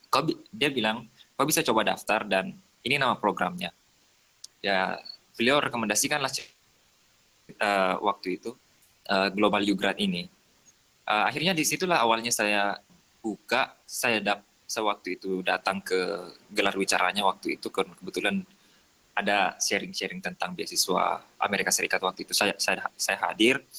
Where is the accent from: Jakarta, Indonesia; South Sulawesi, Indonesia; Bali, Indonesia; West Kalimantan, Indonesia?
South Sulawesi, Indonesia; Soppeng; now in Makassar, Indonesia; Saya tinggal di Makassar. Hmm. Saya berasal dari Kabupaten Sopeng itu 4 jam dari Makassar.